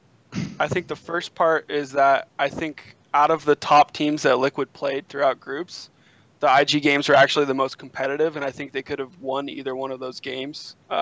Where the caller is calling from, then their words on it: Santa Cruz, California, United States; Calling from Santa Cruz.